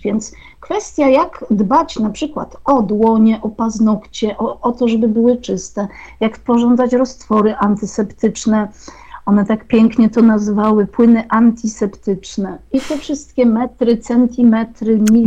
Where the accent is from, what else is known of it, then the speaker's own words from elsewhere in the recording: Jadowniki, Lesser Poland, Poland; o jadownikach, o mojej wsi położonej 60 km na wschód od Krakowa